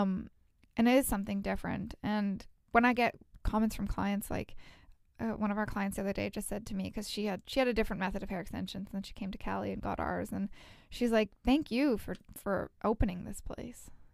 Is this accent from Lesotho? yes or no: no; Edmonton, Alberta, Canada; now in Vancouver, Canada; We're both from Edmonton